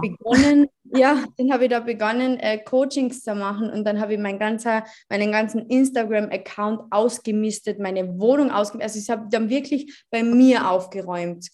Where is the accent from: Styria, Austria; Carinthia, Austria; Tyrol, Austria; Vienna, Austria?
Carinthia, Austria; ich bin 23 Jahre alt, ich komme aus Kärnten